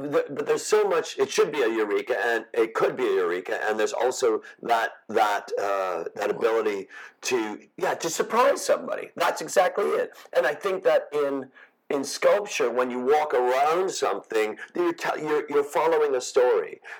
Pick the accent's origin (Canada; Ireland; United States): United States; Chicago, Illinois; I came. I, from, I come from Chicago.